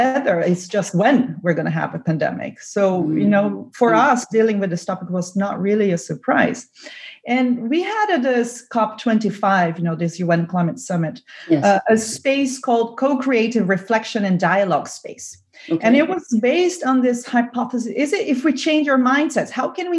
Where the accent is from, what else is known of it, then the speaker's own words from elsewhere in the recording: Brazil; now in Germany; I'm from Brazil.